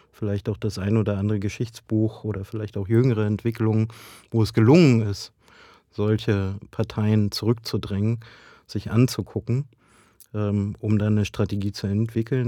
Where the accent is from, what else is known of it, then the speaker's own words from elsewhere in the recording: Brandenburg, Germany; ich komme ja aus Ostdeutschland, aus Brandenburg